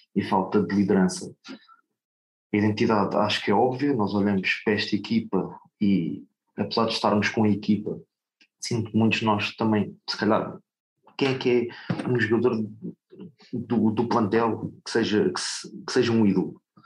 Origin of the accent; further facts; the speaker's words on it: Amadora, Lisbon, Portugal; eu sou aqui da Amadora